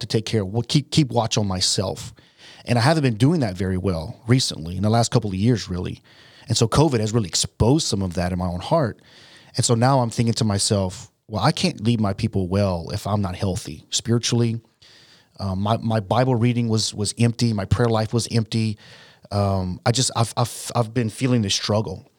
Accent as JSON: {"language": "English", "country": "United States", "said": "I'm an American"}